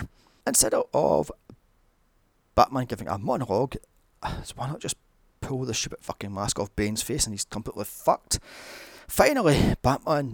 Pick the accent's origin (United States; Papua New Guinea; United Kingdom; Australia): United Kingdom; Glasgow, Scotland; Glasgow, my hometown. In fact, most of these are around the corner from where I live.